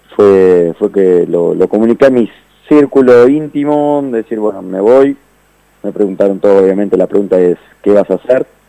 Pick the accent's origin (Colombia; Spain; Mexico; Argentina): Argentina; also born or lived in Netherlands